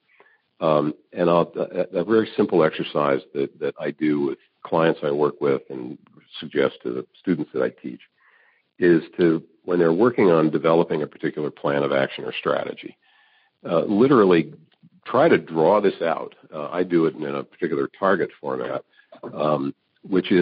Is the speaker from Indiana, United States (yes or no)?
yes; Evansville, Indiana, United States; moved away; I grew up in Evansville, Indiana